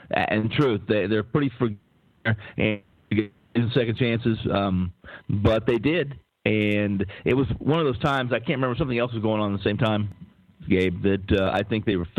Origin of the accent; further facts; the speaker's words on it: Lawrence, Kansas, United States; I am from Kansas City, or I'm from that area, from Lawrence, from Jayhawk land there.